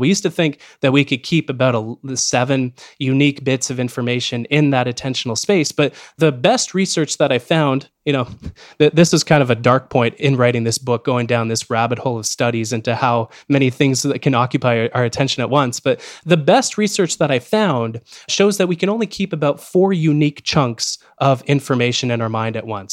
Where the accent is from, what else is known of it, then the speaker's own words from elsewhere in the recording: Canada; as a Canadian